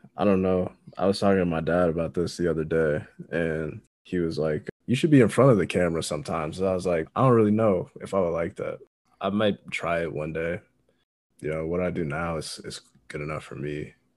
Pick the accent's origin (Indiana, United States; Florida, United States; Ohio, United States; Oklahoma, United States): Indiana, United States; I'm from Indiana